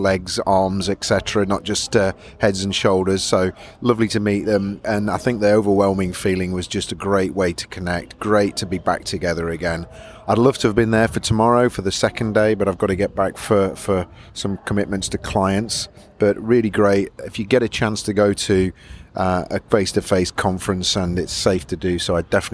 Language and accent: English; Nottingham, East Midlands, United Kingdom; moved away as an adult; now in North East England, United Kingdom; I was born and bred in Nottingham and then came to university in the Northeast.